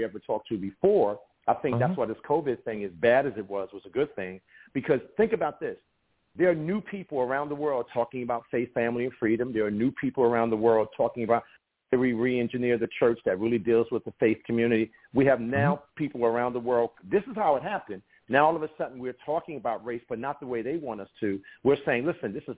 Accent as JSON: {"language": "English", "country": "United States", "said": "I'm black American"}